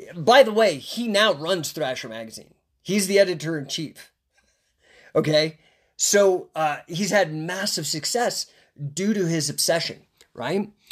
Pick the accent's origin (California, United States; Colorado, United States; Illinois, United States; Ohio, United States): Colorado, United States; Rocky Flats, between Boulder and Denver; we lived, uh, within a ten mile radius of a place known as Rocky Flats. It's between Boulder and Denver